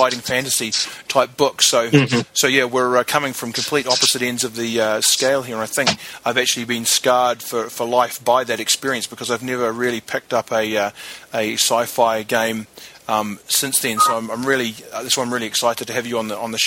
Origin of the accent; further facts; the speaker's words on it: New Zealand; I grew up in New Zealand